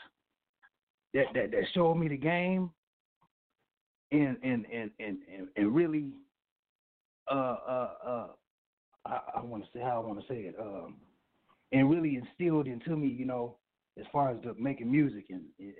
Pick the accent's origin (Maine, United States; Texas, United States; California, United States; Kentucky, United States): Kentucky, United States; Louisville; now in Tulsa, United States; my origin state is Louisville, Kentucky